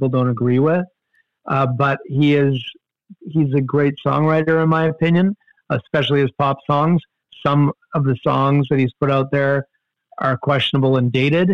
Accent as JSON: {"language": "English", "country": "Canada", "said": "we Canadians"}